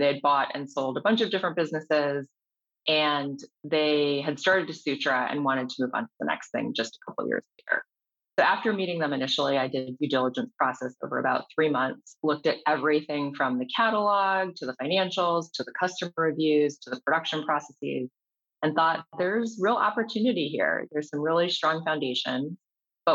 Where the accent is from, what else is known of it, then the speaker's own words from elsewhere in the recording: Chicago, Illinois, United States; Chicago, my hometown.